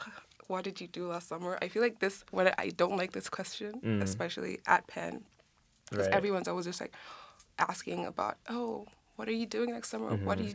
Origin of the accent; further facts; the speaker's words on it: Kenya; Or like, there's no such thing as a Kenyan accent, so to speak, because we have 44 tribes, 43.